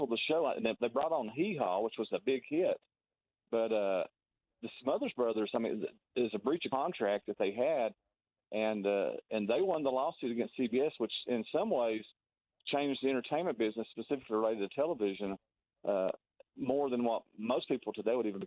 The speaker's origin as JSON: {"language": "English", "region": "Tennessee", "country": "United States", "tie": "born or raised there", "moved": "yes", "lives_now": "Wichita, United States", "said": "I grew up in Tennessee"}